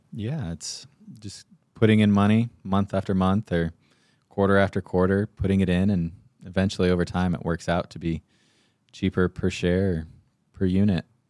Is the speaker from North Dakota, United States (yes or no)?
no; Payson, Arizona, United States; I grew up in Payson